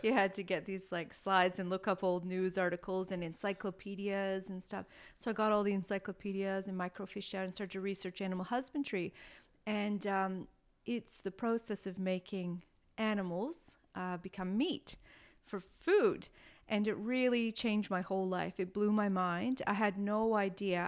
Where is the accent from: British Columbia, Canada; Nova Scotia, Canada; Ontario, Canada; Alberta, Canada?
Ontario, Canada; near Toronto; moved away as an adult; also born or lived in Taiwan / Melbourne, Australia; now in Australia; I was born near Toronto, and um, I stayed in Canada until I was 25